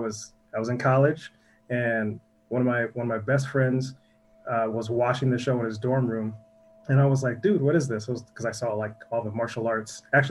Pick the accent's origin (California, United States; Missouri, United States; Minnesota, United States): Minnesota, United States; Minneapolis; I'm from Minneapolis, Minnesota, and both my parents are musicians.